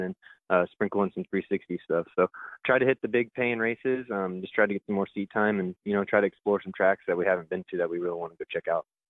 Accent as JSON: {"language": "English", "area": "Creek County", "region": "Oklahoma", "country": "United States", "tie": "born or raised there", "said": "in my hometown"}